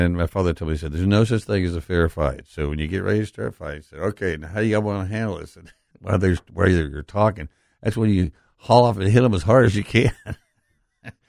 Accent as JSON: {"language": "English", "region": "West Texas", "country": "United States", "tie": "born or raised there", "moved": "yes", "lives_now": "Memphis, United States", "said": "I grew up in West Texas"}